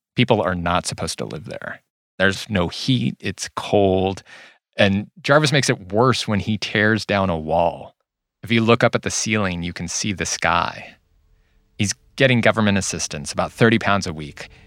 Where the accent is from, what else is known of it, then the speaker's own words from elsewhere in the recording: Whittier, California, United States; I grew up in Whittier